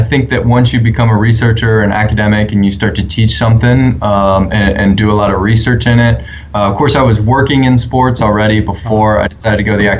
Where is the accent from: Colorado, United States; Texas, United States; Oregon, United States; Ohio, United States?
Ohio, United States; south of Canton; moved away; I was born south of there in a pretty rural area in the Rust Belt of the U.S.